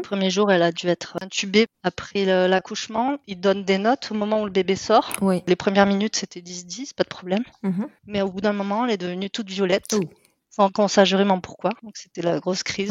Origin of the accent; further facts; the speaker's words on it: south of France, France; moved away as an adult; now in Netherlands; je viens du sud de la France